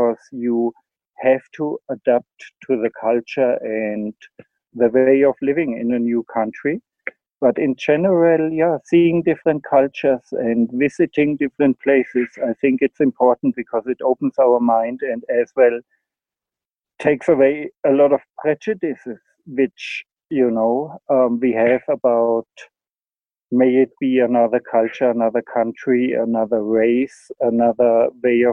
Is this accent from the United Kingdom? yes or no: no; Germany; moved away as an adult; also born or lived in Spain; now in South Africa; my home country, Germany